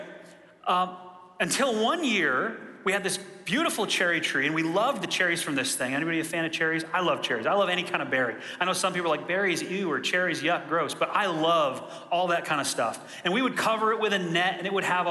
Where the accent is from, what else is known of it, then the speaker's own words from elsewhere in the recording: Michigan, United States; I grew up in Michigan in a rural area